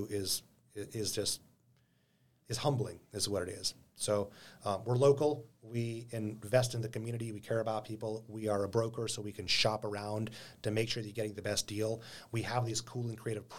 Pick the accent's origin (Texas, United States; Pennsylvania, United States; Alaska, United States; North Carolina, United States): Alaska, United States; Anchorage; I was born and raised in Anchorage, been living and investing in this town for a long time